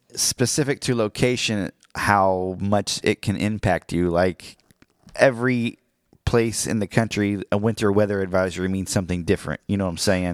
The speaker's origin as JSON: {"language": "English", "town": "Miami", "region": "Oklahoma", "country": "United States", "tie": "born or raised there", "moved": "yes", "said": "my hometown of Miami"}